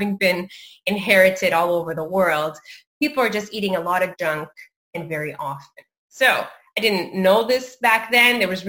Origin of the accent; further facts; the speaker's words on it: Canada; also born or lived in Mozambique; I was raised in Canada